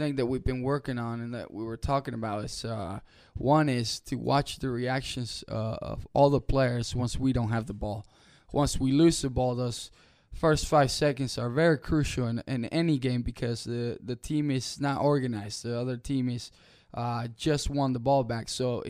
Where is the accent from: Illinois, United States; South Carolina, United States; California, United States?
South Carolina, United States; Rock Hill; No, so when I grew up here in Rock Hill, I've always played forward.